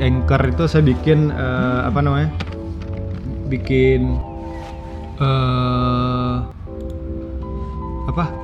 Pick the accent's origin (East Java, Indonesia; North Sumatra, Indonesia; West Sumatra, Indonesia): West Sumatra, Indonesia; Sungai Geringging; Sugar itu singkatan dari tempat saya kecil, dibesarkan dan eh, ya kampung saya di situ. Sugar Sungai Geringging